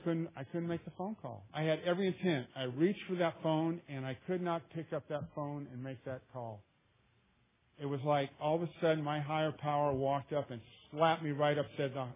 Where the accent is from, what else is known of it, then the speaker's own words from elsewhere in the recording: Louisiana, United States; now in Oakland, United States; I'm from Louisiana